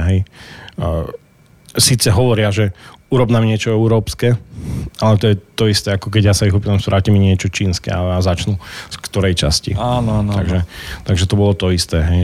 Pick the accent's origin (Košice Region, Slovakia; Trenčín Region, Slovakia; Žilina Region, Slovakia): Žilina Region, Slovakia; Krásno nad Kysucou; keď som povedal, že, že vlastne u nás je 5000 e, e, ľudí v meste, v meste už krásne, takže, takže to bolo jedno sídlisko vlastne.